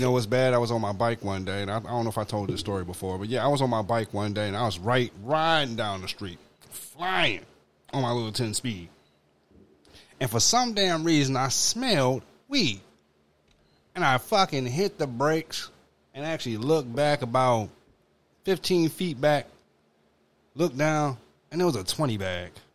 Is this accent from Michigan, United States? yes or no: yes; Detroit, Michigan, United States; I grew up on Mac and Van Dyke